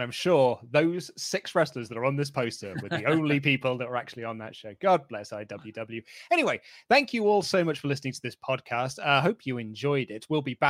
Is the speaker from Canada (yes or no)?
no; Waterford, Munster, Ireland; a show in my hometown of Waterford, Ireland.